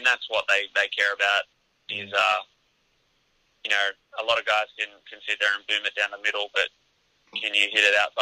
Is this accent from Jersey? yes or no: no; Australia; moved away as an adult; being Australian